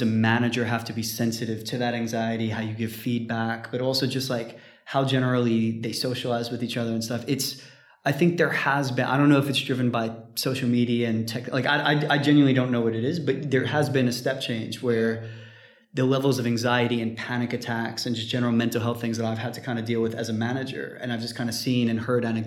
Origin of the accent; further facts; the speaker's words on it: New York, United States; moved away as an adult; also born or lived in Texas / Japan / Spain / United Kingdom; now in London, United Kingdom; I'm from New York, but I went to uni in Texas